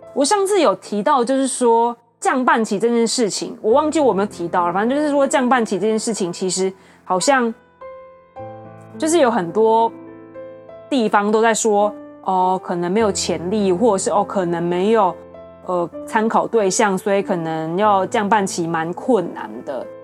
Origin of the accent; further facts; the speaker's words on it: Taiwan; 我们台湾人